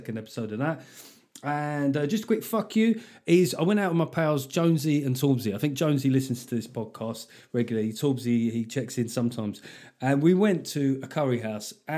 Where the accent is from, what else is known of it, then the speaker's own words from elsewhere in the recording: London, United Kingdom; growing up in South London with fucking batshit crazy parents